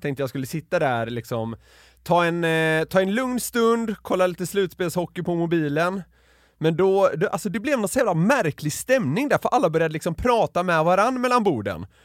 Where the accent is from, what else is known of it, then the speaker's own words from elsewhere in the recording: Gothenburg, Västra Götaland, Sweden; now in Stockholm, Sweden; Jag är från Göteborg